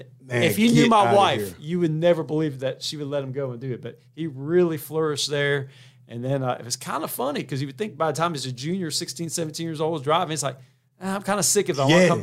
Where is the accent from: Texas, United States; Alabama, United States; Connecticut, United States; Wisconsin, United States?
Alabama, United States; Montgomery; I'm originally from Montgomery, Alabama.